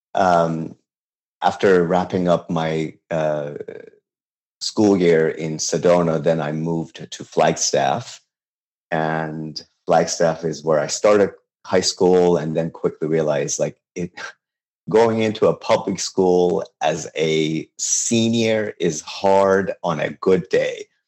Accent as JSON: {"language": "English", "town": "Tehran", "region": "Tehran Province", "country": "Iran", "tie": "born or raised there", "also_born_or_lived": "Babol", "second_language": "English", "moved": "yes", "lives_now": "United States", "said": "I was born and raised in Tehran, and this is you know the city that I'm most related"}